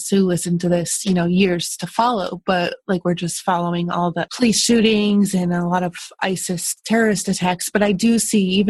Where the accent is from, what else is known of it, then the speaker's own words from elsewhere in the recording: New York, United States; moved away as an adult; also born or lived in Westchester; now in Ohio, United States; I grew up in New York and then moved to Ohio